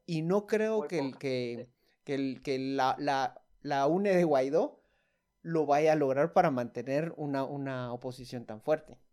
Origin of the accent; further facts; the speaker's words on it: Guatemala; como guatemaltecos